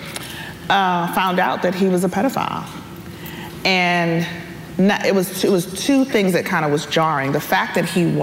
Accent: New York City, New York, United States; moved away as an adult; also born or lived in Selma, Alabama; I grew up in New York. I'm from the Bronx.

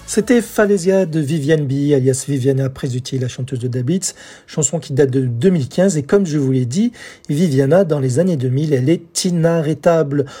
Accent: France; chez nous en France

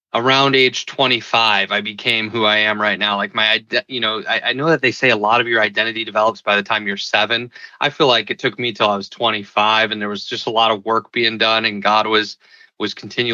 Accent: Milwaukee, Wisconsin, United States; moved away as an adult; also born or lived in Colorado Springs / San Francisco; I grew up in Milwaukee, Wisconsin. I live here now with my wife and two kids

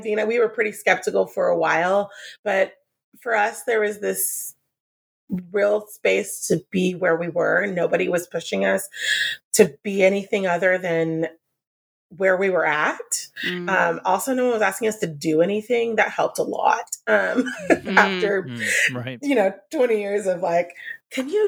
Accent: San Diego, California, United States; also born or lived in Oklahoma; Grew up Southern Baptist, but I was born here in San Diego, lived here my whole life for the most part, went to Oklahoma for a while

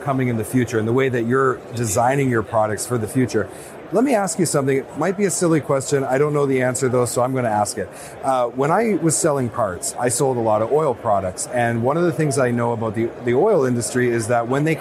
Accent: Northern Canada, Canada; I'm from Northern Canada.

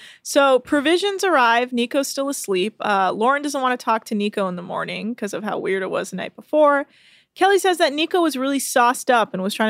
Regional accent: England, United Kingdom; And I'm also from England, which I thought was really funny.

